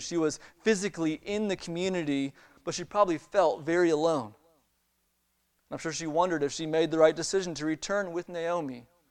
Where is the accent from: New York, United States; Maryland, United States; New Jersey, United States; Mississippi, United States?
Maryland, United States; moved away as an adult; also born or lived in Chicago; now in Alabama, United States; I grew up in Maryland